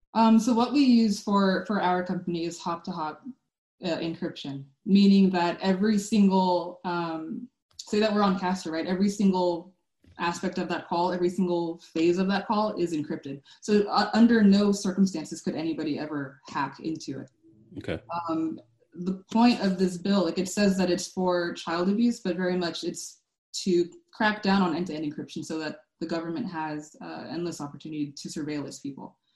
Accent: Sacramento, California, United States; I'm from Sacramento

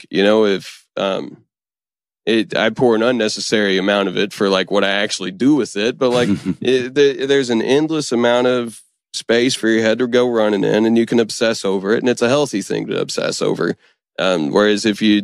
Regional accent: Stanton, Kentucky, United States; my hometown's health department. Eastern Kentucky's been hit real hard by the opioid epidemic.

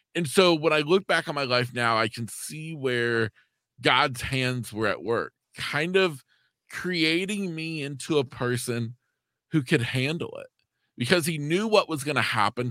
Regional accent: East Central Florida, United States; I'm a junior in high school, living in my hometown here in East Central Florida.

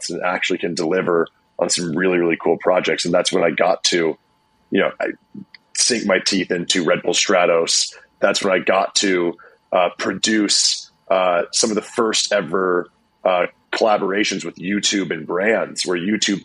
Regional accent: Iowa, United States; moved away as an adult; also born or lived in Los Angeles; I was also from Iowa, brand new to LA.

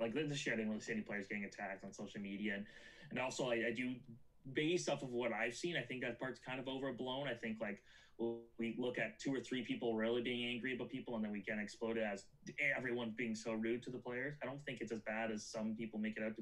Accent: Canada; I'm a Canadian

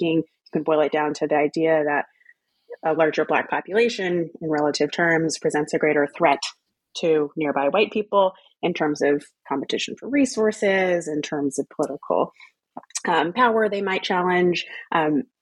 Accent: Texas, United States; born or raised there; moved away as an adult; also born or lived in Louisiana / New England / United Kingdom

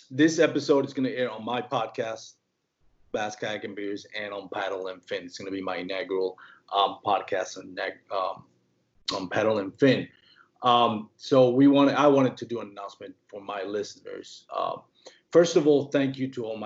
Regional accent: Puerto Rico; born or raised there; first language Spanish; English is a second language; moved away

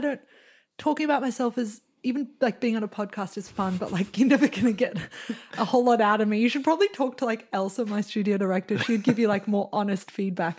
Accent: Australia; now in New York, United States; I'm an artist, And yeah, I'm Australian

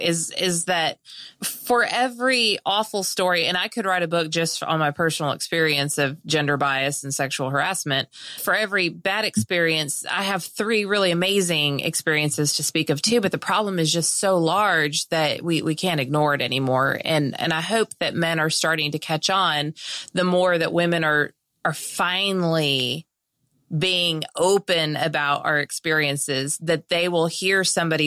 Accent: California, United States; moved away; I'm from California originally

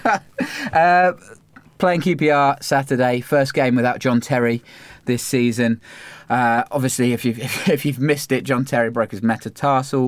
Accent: Cambridge, East of England, United Kingdom; we grew up in Cambridge

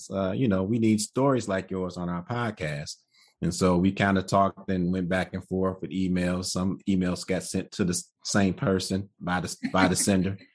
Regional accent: Detroit, Michigan, United States; born and raised in Detroit, Michigan. Never left.

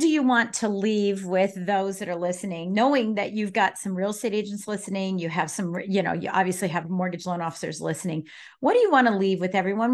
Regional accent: Colorado Springs, Colorado, United States; I was born and raised in Colorado Springs

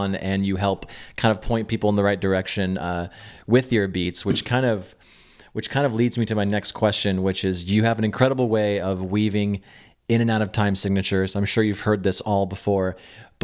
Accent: the Northwest, Pacific Northwest, United States; I grew up in the Northwest

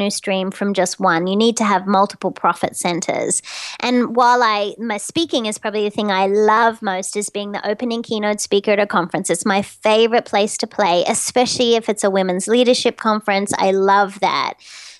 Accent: Sydney, New South Wales, Australia; moved away as an adult; now in Doylestown, United States; I can leverage being Australian

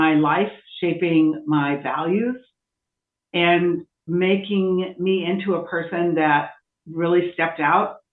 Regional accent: Iowa, United States; I was raised in a state, Iowa, that has a limited number of Black people.

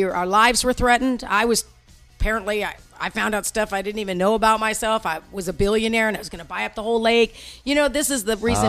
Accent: Oakland, California, United States; I'm a girl from Oakland, California.

